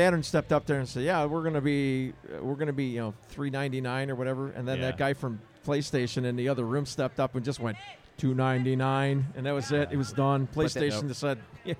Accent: Joliet, Illinois, United States; I'm from Joliet, too

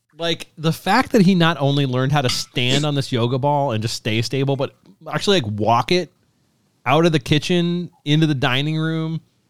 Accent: Ohio, United States; I'm from Ohio

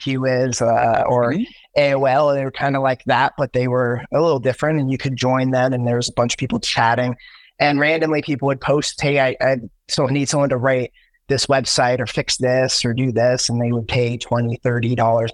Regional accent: Central Ohio, United States; also born or lived in Cleveland, Ohio; I grew up in Central Ohio

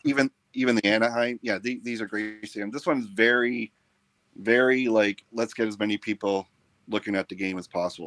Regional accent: Canada; now in Toronto, Canada; being a Canadian

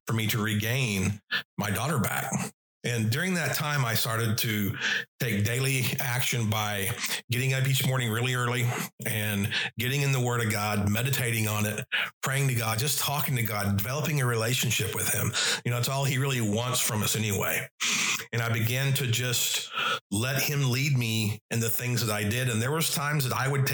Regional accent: Oklahoma, United States; back in my hometown

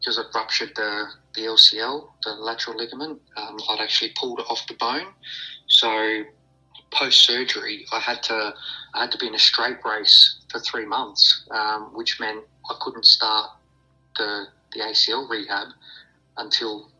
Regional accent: Adelaide, South Australia, Australia; my home club, my hometown

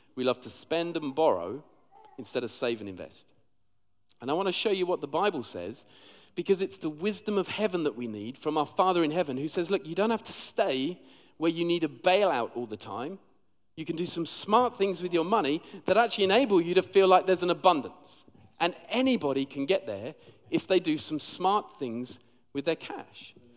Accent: London, United Kingdom; also born or lived in Sheffield; now in Liverpool, United Kingdom; I'm actually from London originally

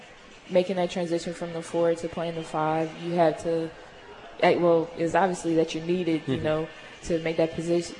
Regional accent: Lafayette, Louisiana, United States; moved away as an adult; now in Hutchinson, United States; growing up in Louisiana

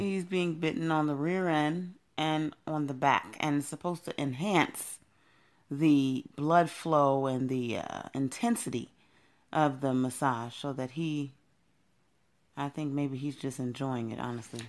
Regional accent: Temple Hills, Maryland, United States; also born or lived in Brooklyn, New York; when I was 11 years old, my mother moved us here to Maryland

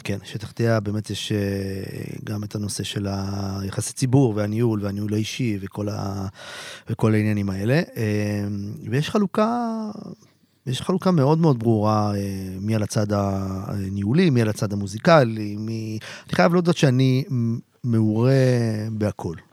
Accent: a kibbutz near Haifa, Haifa District, Israel; moved away as an adult; also born or lived in Tel Aviv; הייתי נוסע מהקיבוץ שלי, שנמצא לא רחוק מחיפה

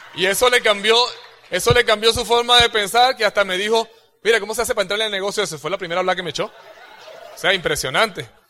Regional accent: Venezuela; moved away; cuando yo tenía 17 años, yo presenté en tres, en tres organismos de, los, militares allá en, esta, en, Venezuela

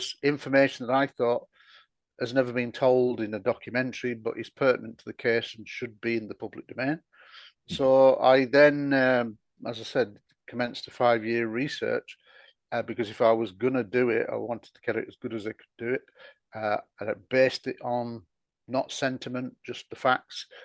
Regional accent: Scunthorpe, Yorkshire and the Humber, United Kingdom; my hometown of Scunthorpe in Lincolnshire

